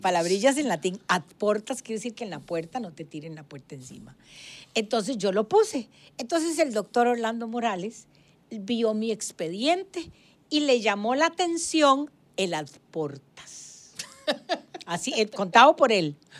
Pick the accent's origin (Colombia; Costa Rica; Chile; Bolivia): Costa Rica; Guadalupe, San José; yo me crié en Guadalupe toda mi vida